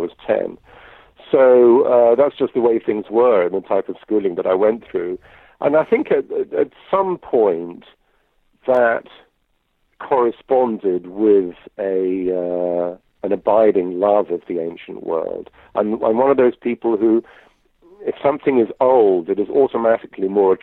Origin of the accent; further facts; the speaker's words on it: United Kingdom; moved away as an adult; also born or lived in southern Greece; now in Greece; I'm British, but I live in Greece